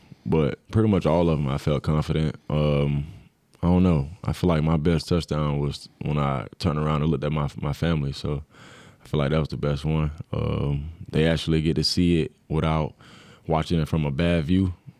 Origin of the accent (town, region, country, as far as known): Florida, United States; born or raised there; moved away as an adult